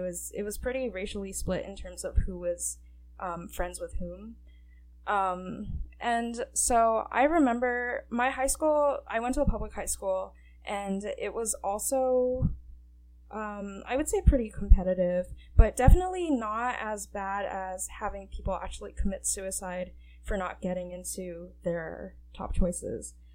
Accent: Livingston, New Jersey, United States; I grew up in Livingston, New Jersey

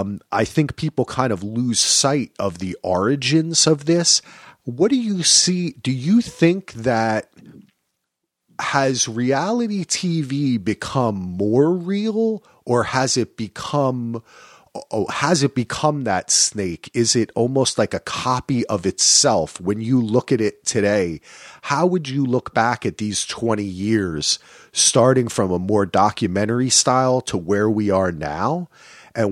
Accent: New Jersey, United States; I grew up in New Jersey

